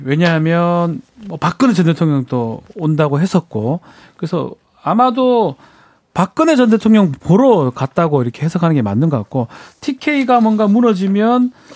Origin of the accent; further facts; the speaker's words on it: Daegu, South Korea; 제가 대구 사람이라서